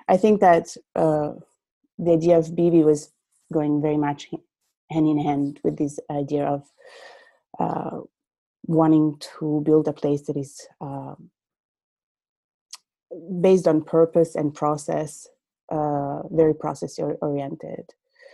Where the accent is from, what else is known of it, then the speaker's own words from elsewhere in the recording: Italy; moved away as an adult; now in Anchorage, United States; I was born and raised in Italy, and I moved to Alaska in 2016